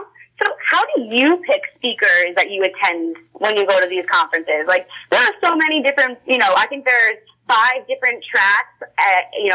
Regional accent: New Jersey, United States; I'm from Jersey

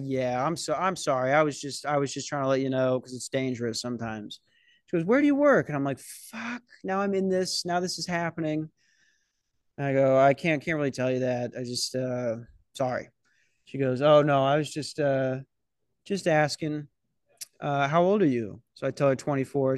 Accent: Minnesota, United States; I'm from Minnesota

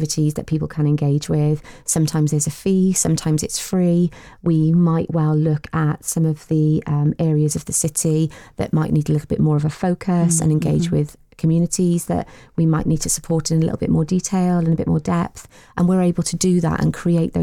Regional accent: Newport, Wales, United Kingdom; from Newport. Lived in Newport all my life, really passionate about the city

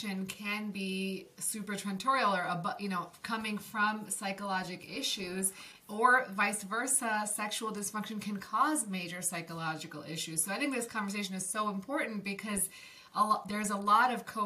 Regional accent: Buffalo, New York, United States; moved away; also born or lived in Maryland; my hometown, which is Buffalo, New York

